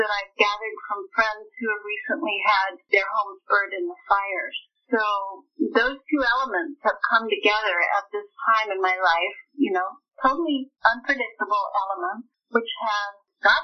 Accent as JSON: {"language": "English", "country": "United States", "said": "as an American"}